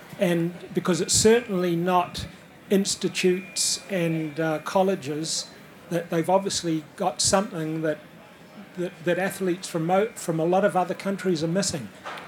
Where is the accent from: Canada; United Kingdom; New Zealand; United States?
New Zealand; I come from New Zealand